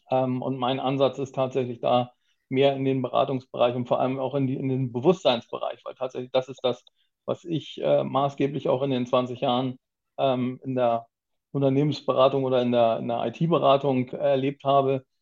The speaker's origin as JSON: {"language": "German", "region": "Hamburg", "country": "Germany", "tie": "born or raised there", "said": "Ganz klassisch komme ich nicht aus Japan, aus Hamburg tatsächlich. Ich bin Hamburger Urgestein"}